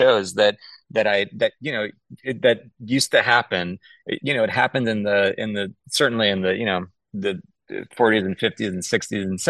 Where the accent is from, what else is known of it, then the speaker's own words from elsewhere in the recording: Long Island, New York, United States; I grew up on Long Island